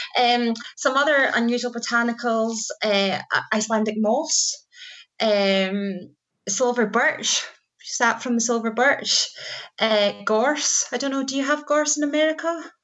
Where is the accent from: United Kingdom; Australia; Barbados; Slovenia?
United Kingdom; Scotland; we're Scottish